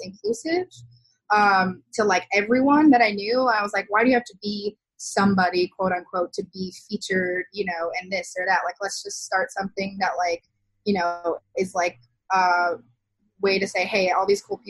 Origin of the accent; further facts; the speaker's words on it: Kenosha, Wisconsin, United States; It was my hometown